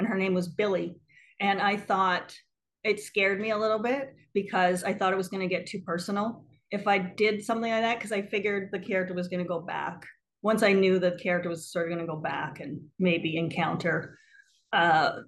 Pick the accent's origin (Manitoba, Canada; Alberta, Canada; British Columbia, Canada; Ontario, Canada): Ontario, Canada; small town in Northwestern; also born or lived in New York; now in Brooklyn, United States; I'm originally from Canada, actually. I'm from like a really small town in Northwestern Ontario, sort of like 30 minutes from the Minnesota border